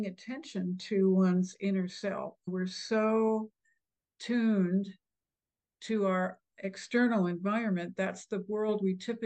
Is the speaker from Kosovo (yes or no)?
no; the prairies in Canada, Canada; also born or lived in Ohio; now in Texas, United States; the Midwest or the prairies in Canada where I grew up